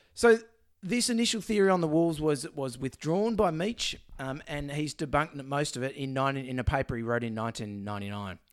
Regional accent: Melbourne, Victoria, Australia; I'm from Melbourne.

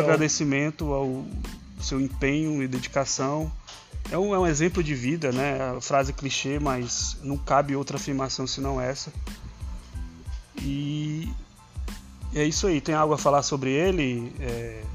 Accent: Ceará, Brazil; accent: cearense; que eu não tenho um sotaque cearense. Eu falo, acabei de falar uma palavra super cearense

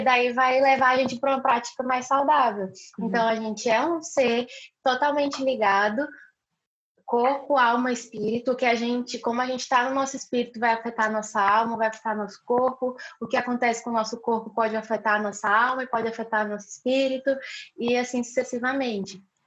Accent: Rio Branco, Acre, Brazil; now in Florianópolis, Brazil; eu nasci em Rio Branco, no Acre

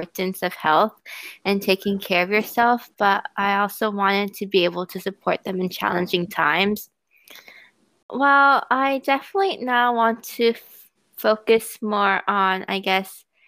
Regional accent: New York City, New York, United States; I'm from New York City

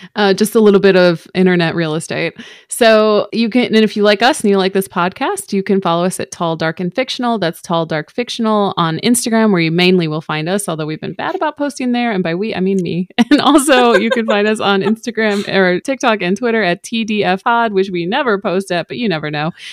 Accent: Chicago suburbs, Illinois, United States; I'm from the Chicago Burbs

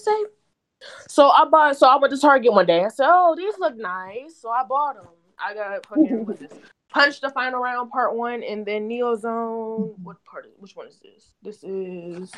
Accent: Florida, United States; I am from Florida

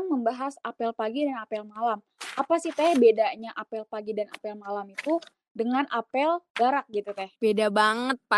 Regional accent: Serang, Banten, Indonesia; dari Prodi Teknik Bangunan Landasan Angkatan ke-11, asalnya asal Serang, lahirnya di Jawa.

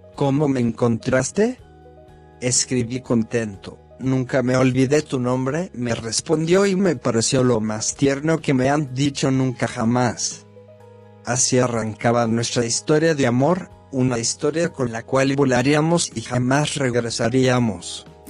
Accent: Dolores, Buenos Aires Province, Argentina; de Dolores

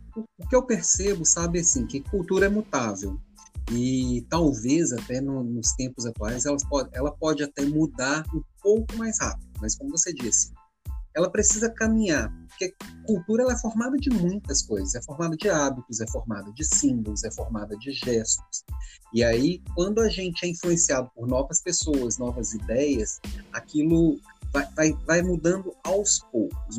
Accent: Belo Horizonte, Minas Gerais, Brazil; moved away as an adult; also born or lived in Florianópolis; vim com a esposa e os meninos aqui para Belo Horizonte, que é minha terra natal. Tava 10 anos fora

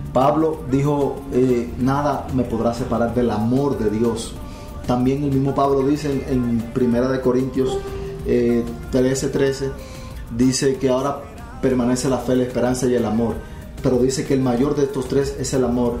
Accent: Dominican Republic; Yo soy de República Dominicana.

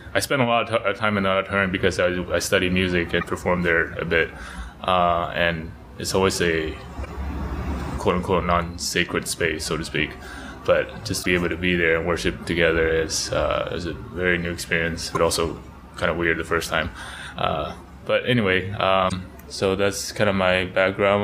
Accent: Taiwan; moved away as an adult; also born or lived in United States; now in Taipei, Taiwan; I was churched growing up in Taiwan

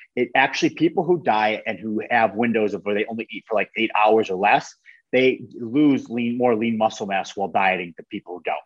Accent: a small town outside of Buffalo, New York, United States; I'm from Buffalo, New York. I'm from like a, a small town outside of Buffalo, New York.

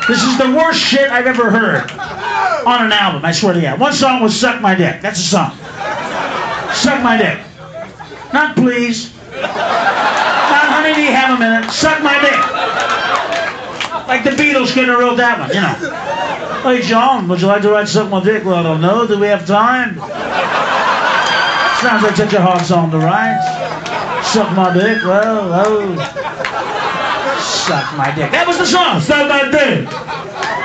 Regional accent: Houston, Texas, United States; I'm from Houston

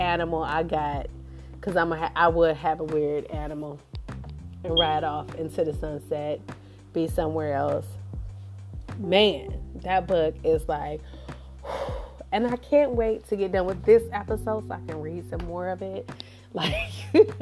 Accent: Cleveland, Ohio, United States; also born or lived in Houston, Texas; I'm a Cleveland girl. I was raised in Cleveland, born in Houston, raised in Cleveland.

